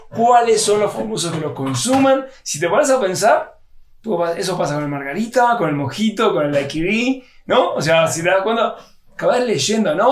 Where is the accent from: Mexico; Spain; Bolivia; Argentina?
Argentina; En Argentina, que yo se lo preparaba a mi papá cuando yo tenía 10, 12 años